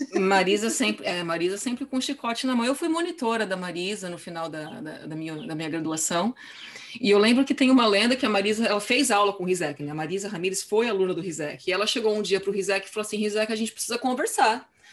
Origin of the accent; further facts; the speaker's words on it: São Paulo, Brazil; moved away as an adult; now in California, United States; eu morei a minha vida inteira em São Paulo e estudei música em São Paulo